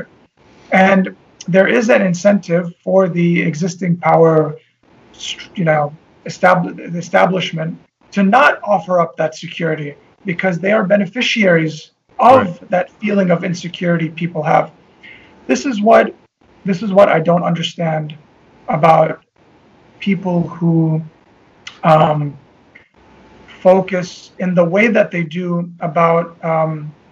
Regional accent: Tripoli, North Governorate, Lebanon; I know people that I grew up with in Tripoli

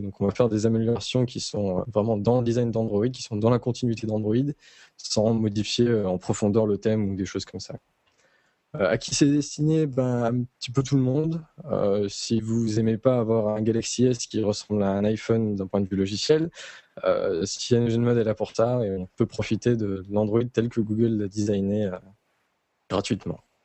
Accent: north-east France, France; je viens du nord-est de la France

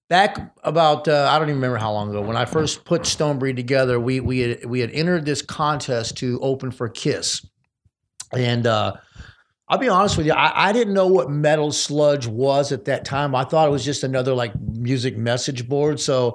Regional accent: Detroit, Michigan, United States; also born or lived in Austin, Texas / Los Angeles; So, I grew up in Detroit and Austin, Texas, and basically LA, basically. So, but I'm more from Detroit and Texas because I moved away a long time ago

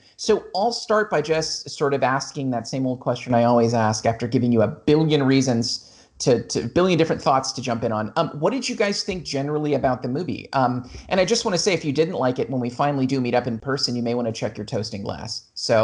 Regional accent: Los Angeles, California, United States; I grew up in Los Angeles

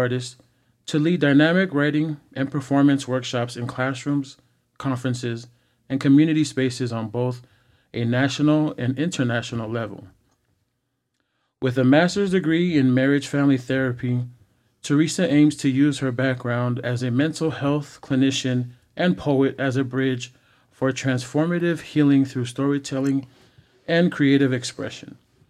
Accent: California, United States; now in Los Angeles, United States; because we're from the Bay and mm-hmm. we was in LA.

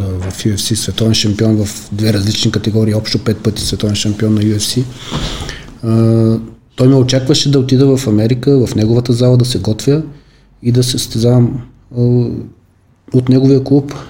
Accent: Veliko Tarnovo, Veliko Tarnovo Province, Bulgaria; Аз съм от Велико Търно

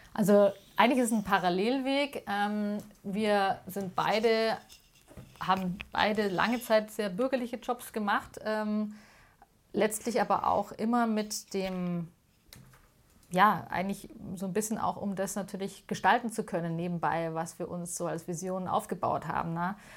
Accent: Munich, Bavaria, Germany; ich bin tatsächlich in Münderkindl und in Heidhausen groß geworden

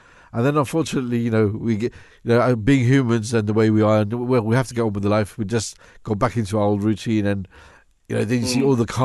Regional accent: Mauritius; we're from Mauritius, so it's a beautiful tropical country

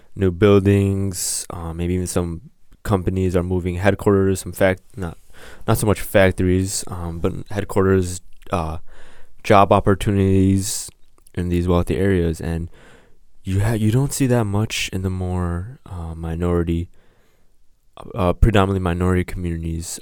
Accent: Chicago, Illinois, United States; Live from the south side of Chicago, uh, by the Garfield Ridge area.

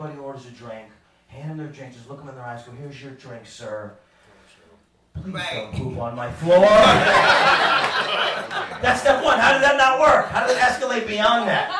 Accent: New York, United States; I'm from New York State.

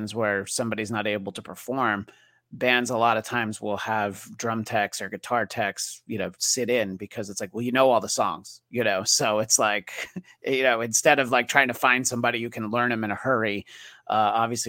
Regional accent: New York, United States; moved away as an adult; now in Los Angeles, United States; growing up in New York, and I've lived in LA for 20 years

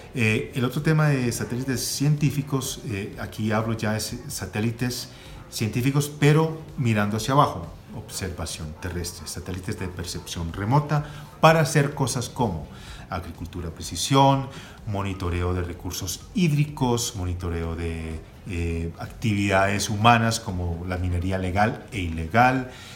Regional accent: Colombia; moved away as an adult; also born or lived in United States; Siendo colombiano, con un gran interés en regresar al país

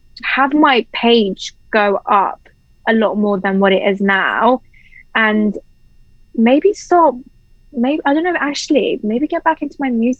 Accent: England, United Kingdom; I think England is my home, and it will always be my home

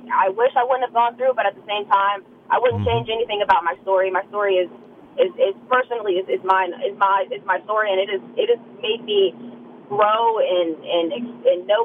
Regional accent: Harrisonburg, Virginia, United States; I guess I'm from Harrisonburg

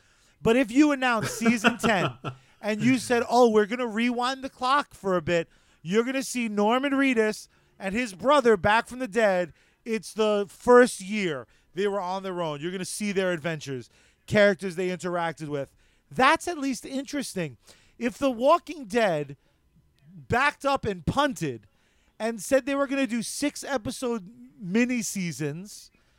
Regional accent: Ireland; I am Irish. Like, what? It's not bad.

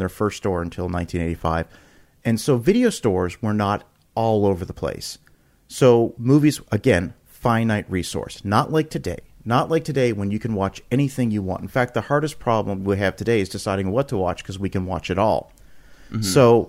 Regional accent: Canada; now in United States; and I'm originally from Canada, and then we moved to the United States, and there was way more video stores when I moved to the United States

